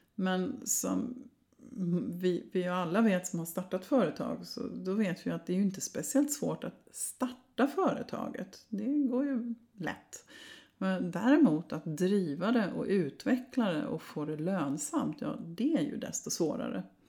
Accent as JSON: {"language": "Swedish", "country": "Sweden"}